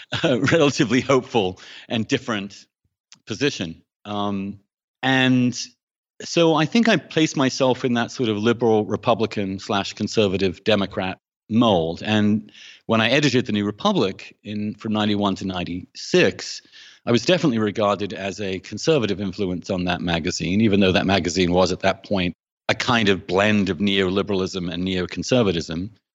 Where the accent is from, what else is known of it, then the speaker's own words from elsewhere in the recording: England, United Kingdom; moved away as an adult; I grew up in England, um, in the seventies and eighties